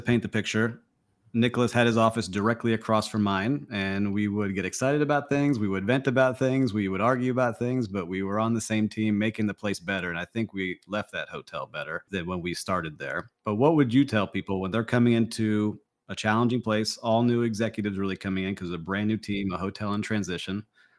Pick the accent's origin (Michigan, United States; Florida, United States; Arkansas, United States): Florida, United States; Miami Beach; I'm from Miami, Miami Beach, and Nick was learning about it.